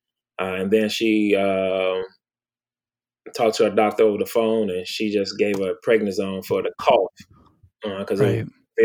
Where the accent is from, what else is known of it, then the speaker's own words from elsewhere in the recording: Milwaukee, Wisconsin, United States; moved away as an adult; also born or lived in Clarksdale, Mississippi / Prince George, Virginia; I was born in Clarksdale, Mississippi, raised in Milwaukee, Wisconsin